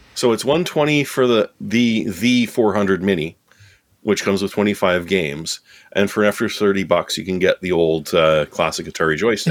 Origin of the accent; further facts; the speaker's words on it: Canada; I'm Canadian